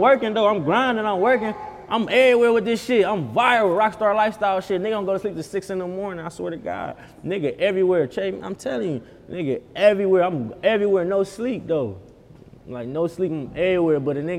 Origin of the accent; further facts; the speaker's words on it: Cleveland, Ohio, United States; I'm from Cleveland